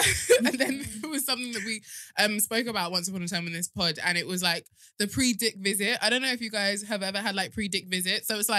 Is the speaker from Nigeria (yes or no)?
yes; Nigeria; But that might be because I'm Nigerian, Yoruba specifically.